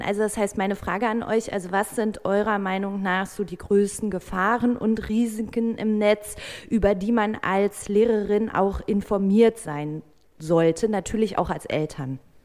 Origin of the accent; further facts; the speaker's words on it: North Rhine-Westphalia, Germany; moved away; in meine Heimat nach NRW